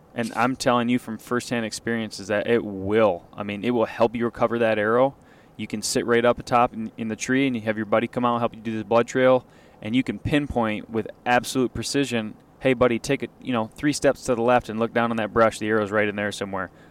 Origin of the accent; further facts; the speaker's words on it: Midwest, United States; I just felt really proud to be uh, a Midwesterner